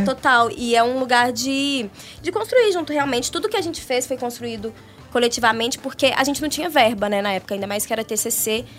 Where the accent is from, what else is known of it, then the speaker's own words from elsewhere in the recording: Brazil; nas escolas lá do, do São Geraldo, que é a região onde eu cresci.